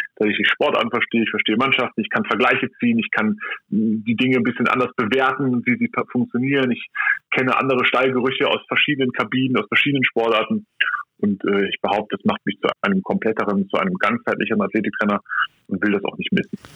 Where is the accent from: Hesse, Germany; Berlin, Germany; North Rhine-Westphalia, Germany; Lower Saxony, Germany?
Lower Saxony, Germany; Hanover; ich bin ähm, 1984 in Hannover geboren